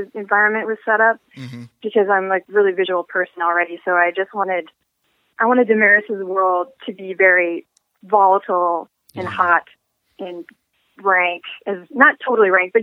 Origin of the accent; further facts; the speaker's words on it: Pacific Northwest, United States; moved away; I'm originally from the Pacific Northwest